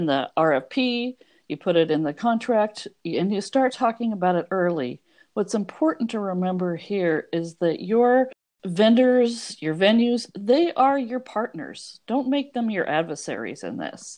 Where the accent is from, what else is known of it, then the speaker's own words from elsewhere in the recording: Oregon, United States; I'm from Oregon